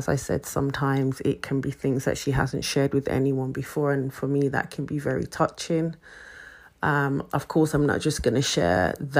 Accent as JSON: {"language": "English", "town": "Birmingham", "region": "West Midlands", "country": "United Kingdom", "tie": "born or raised there", "also_born_or_lived": "Bromley / Peckham, London", "moved": "yes", "lives_now": "London, United Kingdom", "said": "Peckham to me was a place that I came to after literally leaving my hometown of Birmingham. I was first in Bromley, and then from Bromley, I ended up here in Peckham."}